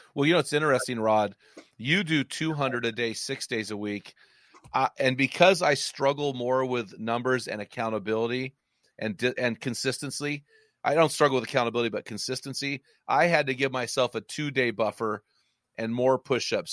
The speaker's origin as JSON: {"language": "English", "town": "McMinnville", "region": "Oregon", "country": "United States", "tie": "born or raised there", "said": "my hometown of McMinnville, which is about forty-five minutes from the coast"}